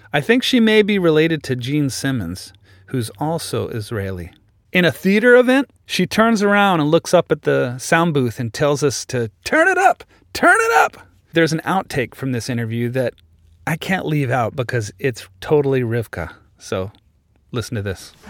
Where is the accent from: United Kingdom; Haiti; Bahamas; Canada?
Canada; Kindersley, Saskatchewan; I grew up in Saskatchewan